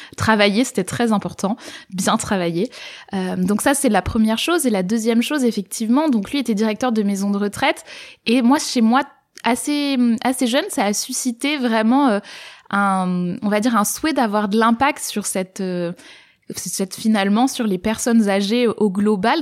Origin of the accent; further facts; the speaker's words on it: Var, Provence-Alpes-Côte d'Azur, France; moved away as an adult; now in Toulouse, France; j'ai grandi dans le Var, j'étais jamais vraiment sortie de la ville dans laquelle j'avais grandi